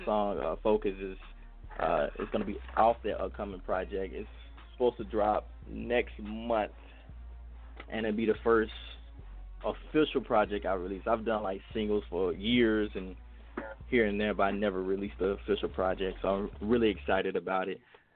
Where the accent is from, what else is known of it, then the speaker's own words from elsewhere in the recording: Mississippi, United States; now in Augusta, United States; I'm calling from Augusta, Georgia, but I'm representing Mississippi